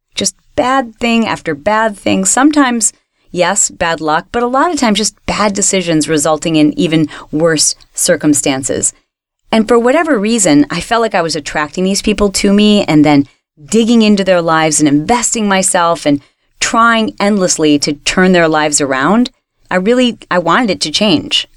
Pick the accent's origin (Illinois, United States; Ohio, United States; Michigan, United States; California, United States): Michigan, United States; When I was a little girl and we were growing up in Michigan